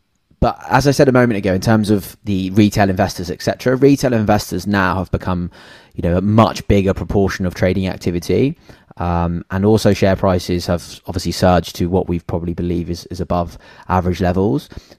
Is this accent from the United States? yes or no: no; Cornwall, South West England, United Kingdom; moved away; also born or lived in Sydney, Australia; so I'm from Cornwall, the Cornish boy at heart.